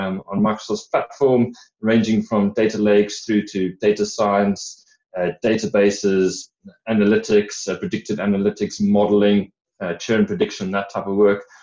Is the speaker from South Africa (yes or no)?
yes; South Africa; accent: hybrid South African and British; moved away as an adult; now in United Kingdom; Uh, from my accent, you can hear I'm a bit of a hybrid um, sort of 30 odd years in, in South Africa and, and 15 odd in the UK.